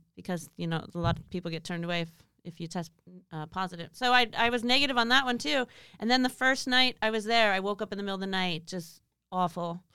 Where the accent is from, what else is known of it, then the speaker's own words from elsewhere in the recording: Pasadena, California, United States; I'm originally from Southern California